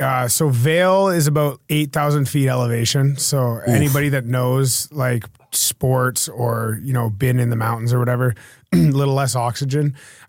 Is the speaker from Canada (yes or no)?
yes; West Coast, Canada; I'm from a different country. I'm from Canada, the west coast of Canada.